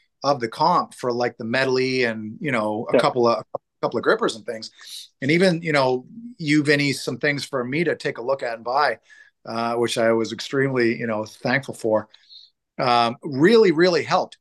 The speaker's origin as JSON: {"language": "English", "town": "Portland", "region": "Maine", "country": "United States", "said": "Portland, where I'm from."}